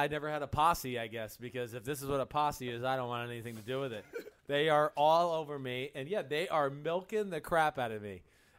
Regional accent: New Jersey, United States; I'm from New Jersey.

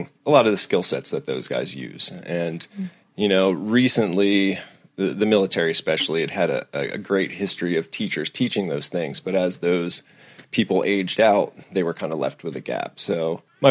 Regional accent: Long Branch, New Jersey, United States; I was born on November 3rd, 1978 in Long Branch, New Jersey.

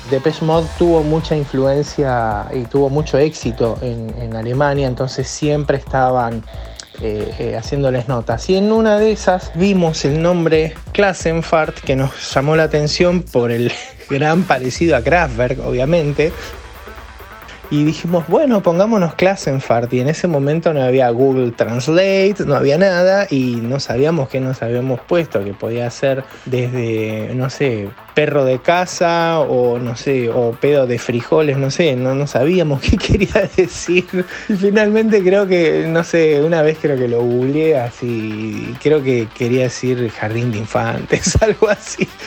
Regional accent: Argentina; also born or lived in Mexico; yo me crié en México, hasta los 10 años viví en México, soy argentino, pero eh, nos fuimos a muy temprana edad mía, nos fuimos a, vivir a México

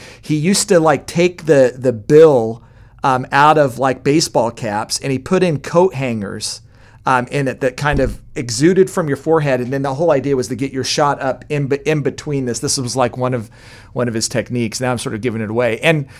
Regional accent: Kansas City, Missouri, United States; I'm from Kansas City.

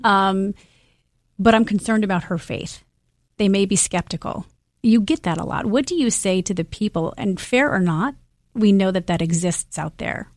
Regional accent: Midwest, United States; I'm from the Midwest

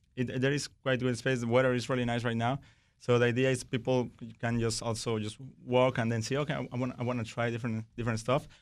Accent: Oaxaca, Mexico; moved away; I grew up with mezcal. I'm from Oaxaca

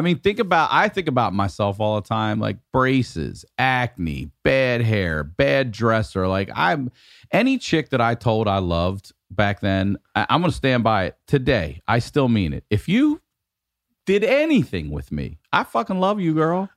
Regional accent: Maryland, United States; very confusing time growing up in Maryland because we're forty-five minutes from D C

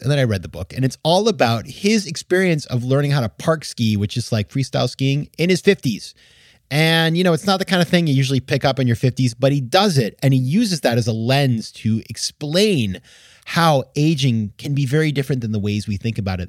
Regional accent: Maine, United States; I grew up skiing. I'm from Maine

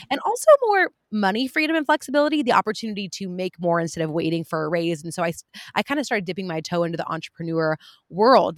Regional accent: California, United States; I'm from California

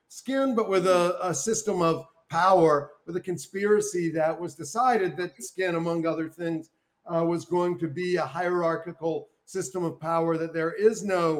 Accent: Columbia, South Carolina, United States; I grew up in Columbia, South Carolina, which had been burned by Sherman, conquered by the Union

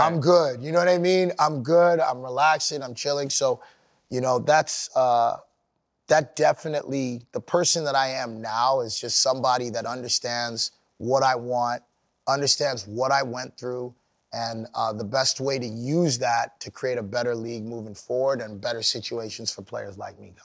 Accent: Sudbury, Ontario, Canada; I grew up in Canada

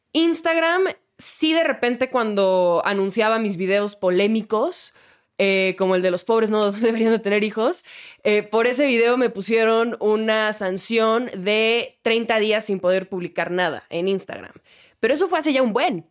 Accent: Mexicali, Baja California, Mexico; born or raised there

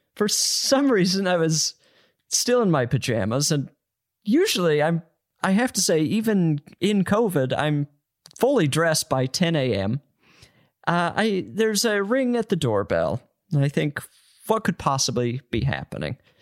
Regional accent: Utah, United States; moved away; I'm from Utah

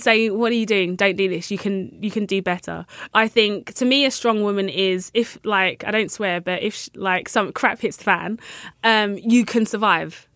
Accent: London, United Kingdom; I'm from London

